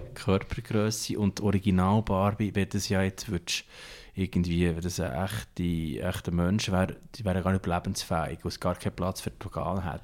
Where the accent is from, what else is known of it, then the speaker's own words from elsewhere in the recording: Thun, Bern, Switzerland; Ich komme selber ja aus Thun